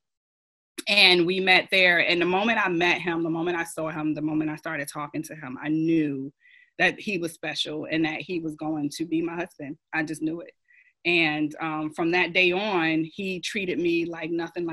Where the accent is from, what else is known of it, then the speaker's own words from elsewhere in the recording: New Jersey, United States; moved away as an adult; now in Rock Hill, United States; I'm a transplant from New Jersey, born and raised